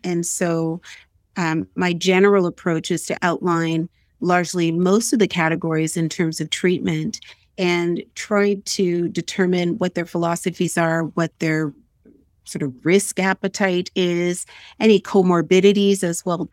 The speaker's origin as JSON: {"language": "English", "region": "Nova Scotia", "country": "Canada", "said": "I'm originally from Nova Scotia"}